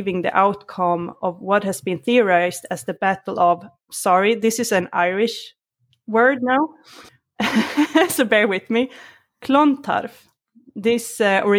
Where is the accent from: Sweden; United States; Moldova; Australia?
Sweden; born or raised there; English is a second language